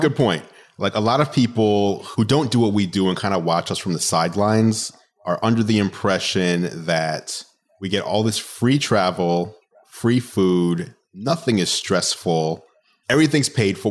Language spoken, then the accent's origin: English; New York City, New York, United States; I am a New Yorker, so I grew up